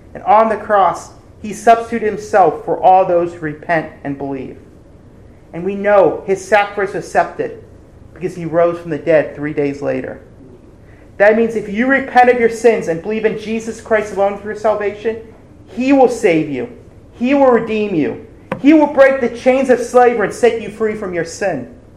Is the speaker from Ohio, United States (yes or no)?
yes; Ohio, United States; my home state of Ohio